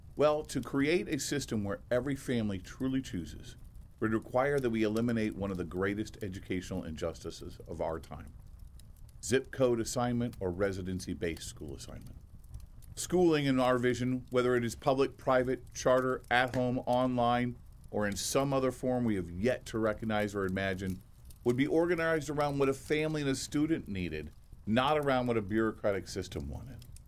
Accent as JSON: {"language": "English", "region": "Indiana", "country": "United States", "said": "my home state of Indiana"}